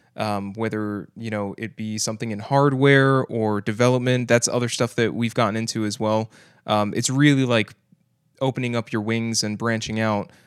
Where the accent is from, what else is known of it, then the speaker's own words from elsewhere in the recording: Kissimmee, Florida, United States; I grew up basically in Kissimmee, uh, for most of my life